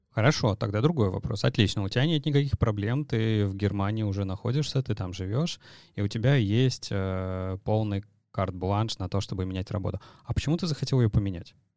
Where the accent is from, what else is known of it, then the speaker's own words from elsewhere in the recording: Saint Petersburg, Russia; Вот мы с тобой из Питера